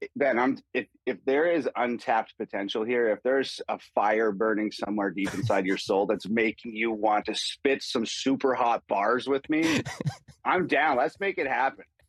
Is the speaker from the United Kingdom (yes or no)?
no; Canada; growing up in Canada.